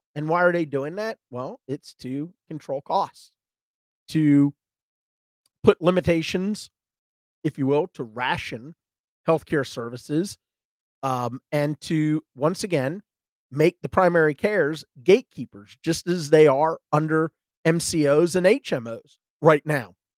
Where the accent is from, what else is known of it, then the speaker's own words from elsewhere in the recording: Georgia, United States; I'm from Georgia